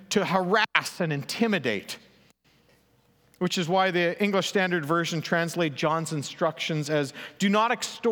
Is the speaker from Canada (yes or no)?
yes; Elm Creek, Manitoba, Canada; moved away; my hometown, Elm Creek.